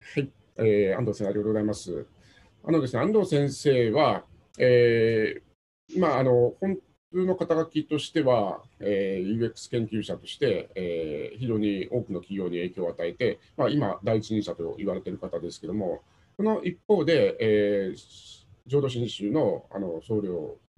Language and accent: Japanese; Satsuma, Kagoshima, Japan; うちは薩摩なので